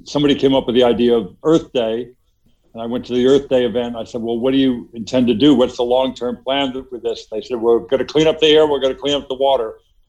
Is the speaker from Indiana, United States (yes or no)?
no; Los Angeles, California, United States; also born or lived in New York; I grew up in Los Angeles